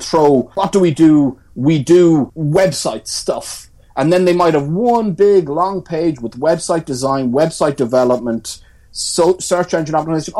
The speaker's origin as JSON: {"language": "English", "town": "Tramore", "region": "Munster", "country": "Ireland", "moved": "yes", "lives_now": "Cork, Ireland", "said": "I'm not from Cork. I'm from Waterford"}